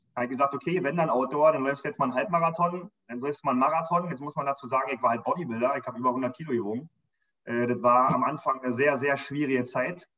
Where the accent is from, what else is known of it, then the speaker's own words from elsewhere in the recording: Berlin, Germany; Wir sind noch draußen am Rand von Berlin groß geworden